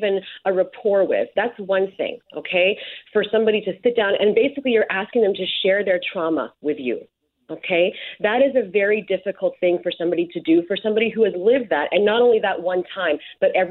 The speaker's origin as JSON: {"language": "English", "town": "Winnipeg", "region": "Manitoba", "country": "Canada", "said": "I answer Winnipeg"}